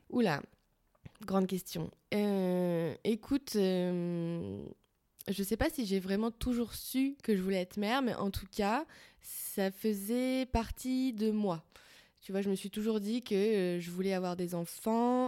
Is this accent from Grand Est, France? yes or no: no; Paris, Île-de-France, France; je suis parisienne